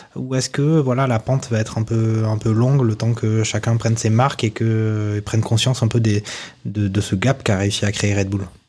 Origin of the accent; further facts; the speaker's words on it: France; En tant que Français franchouillard